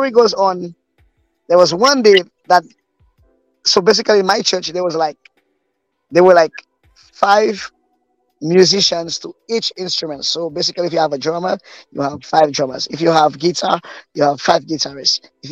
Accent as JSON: {"language": "English", "town": "Desruisseaux", "region": "Micoud", "country": "St. Lucia", "tie": "born or raised there", "said": "I was born and raised in church. I grew up in the Desruisseaux Evangelical Church"}